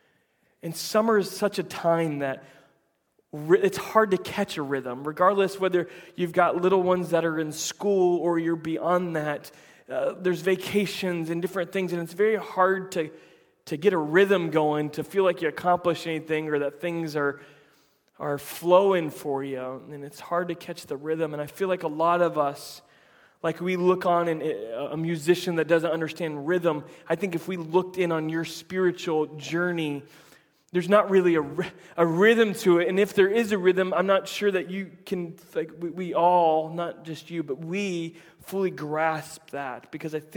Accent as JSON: {"language": "English", "region": "Central Florida", "country": "United States", "tie": "born or raised there", "said": "I grew up in Central Florida"}